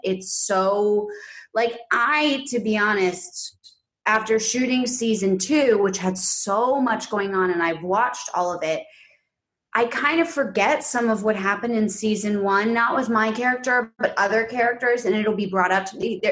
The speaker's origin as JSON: {"language": "English", "town": "New York City", "region": "New York", "country": "United States", "tie": "born or raised there", "moved": "as an adult", "lives_now": "Los Angeles, United States", "said": "we're from New York City and we grew up I grew up predominantly in this like big pre-war quintessential like upper west side apartment"}